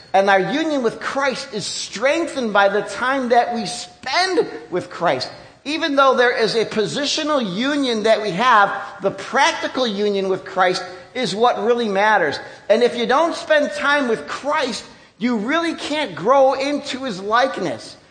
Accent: United States; even as an American

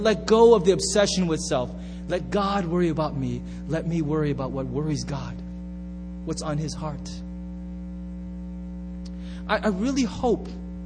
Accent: United States; I'm so American

